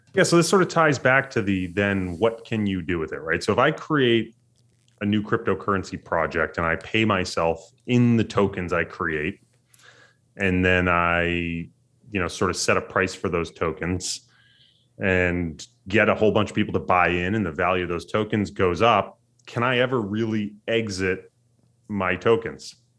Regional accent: United States; as an American

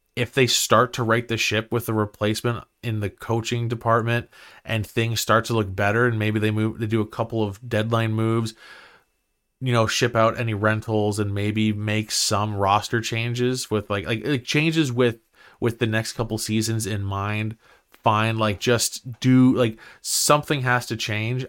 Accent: Ottawa, Ontario, Canada; I grew up in Barhaven

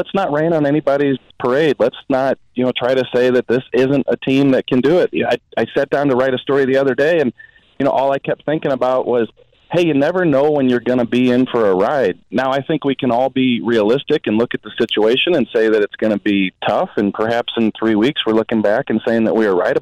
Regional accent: St. Louis, Missouri, United States; growing up in St. Louis, went to Lutheran South High School

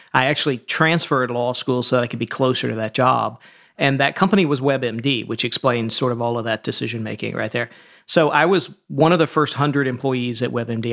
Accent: Atlanta, Georgia, United States; I grew up in, uh, the suburbs of Atlanta, and then my family is from sort of rural Georgia, and we eventually moved back to rural Georgia

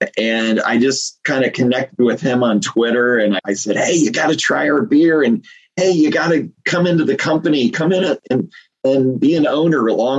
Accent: Midwest, United States; You know, we're from the Midwest, Jay.

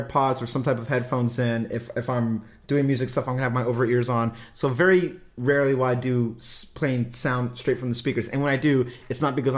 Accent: California, United States; I'm a Californian.

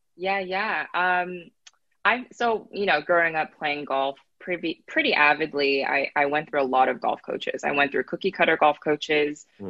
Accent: Northern California, United States; I grew up in Northern California

